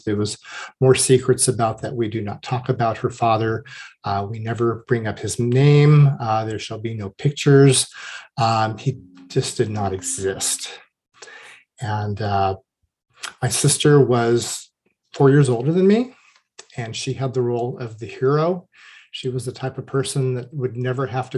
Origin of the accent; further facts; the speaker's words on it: Orange County, California, United States; moved away as an adult; also born or lived in Los Angeles; We moved to the suburbs of Orange County when I was about 3 years old, and I would live in that neighborhood until I was 25 years old